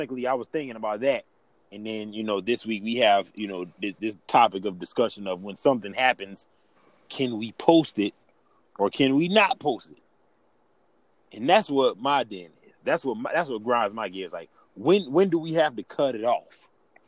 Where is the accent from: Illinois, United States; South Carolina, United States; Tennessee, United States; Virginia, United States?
South Carolina, United States; Alvin; I'm from Alvin, South Carolina. Everybody know me. I'm Southern. I'm from Alvin.